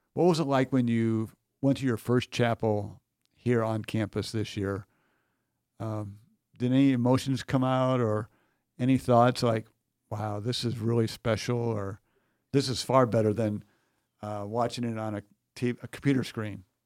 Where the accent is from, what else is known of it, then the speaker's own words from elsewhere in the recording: United States; as an American